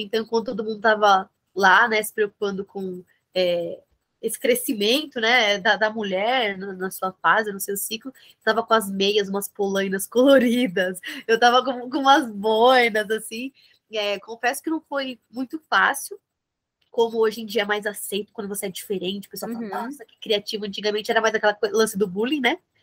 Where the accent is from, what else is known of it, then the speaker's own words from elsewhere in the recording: São Bernardo do Campo, São Paulo, Brazil; aqui no ABC, eu sou de São Bernardo do Campo